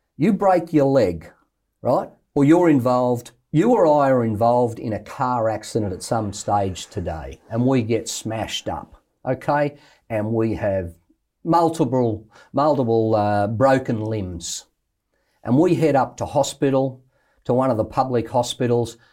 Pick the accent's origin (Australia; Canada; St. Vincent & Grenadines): Australia; I'm an Australian bloke